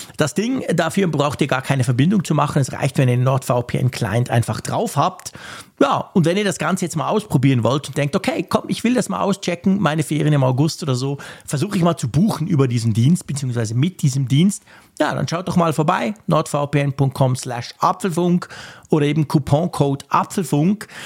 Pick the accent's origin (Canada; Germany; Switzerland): Switzerland; für uns als Schweizer, wo ja sowieso alles schweineteuer ist